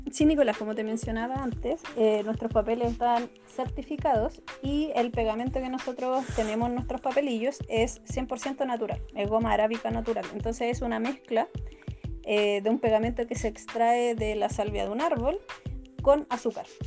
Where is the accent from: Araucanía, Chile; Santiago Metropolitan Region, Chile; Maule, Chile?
Araucanía, Chile; nosotros somos de la Araucanía